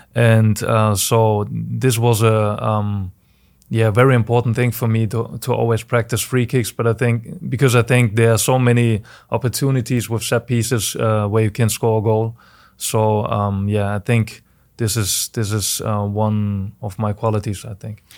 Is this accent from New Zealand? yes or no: no; Germany; moved away as an adult; now in St. Louis, United States; I was born in Germany and I had a Very, very nice childhood